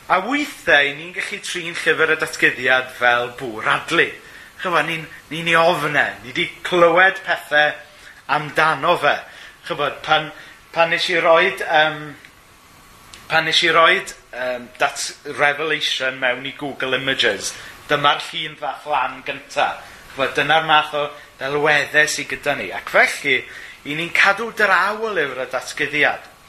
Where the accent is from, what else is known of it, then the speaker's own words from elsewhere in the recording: Wales, United Kingdom; wy'n gwrando ar Radio Cymru, wrth gwrs, yn ôl fy nyletswydd fel Cymro.